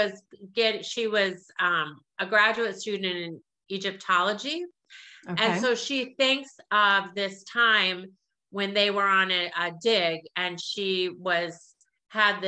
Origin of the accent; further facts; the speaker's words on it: South Dakota, United States; moved away; I'm from South Dakota. I grew up in South Dakota